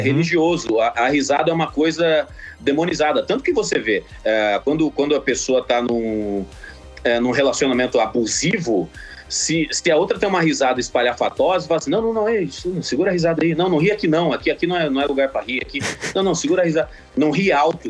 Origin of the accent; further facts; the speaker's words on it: Sinop, Mato Grosso, Brazil; also born or lived in Cuiabá; Eu nasci em Cuiabá, no, no Mato Grosso, na capital do Mato Grosso, mas eu cresci em Sinop, que é uma cidade a 500 quilômetros pro interior do Mato Grosso